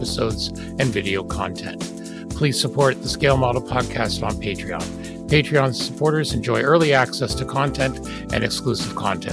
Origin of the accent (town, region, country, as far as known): Canada